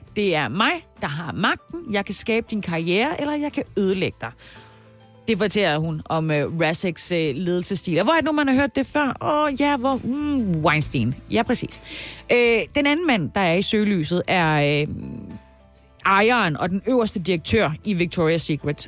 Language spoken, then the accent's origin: Danish; Haderslev, Southern Denmark, Denmark; min hjemby, Hasle, Haderslev, Oder Hardersleppen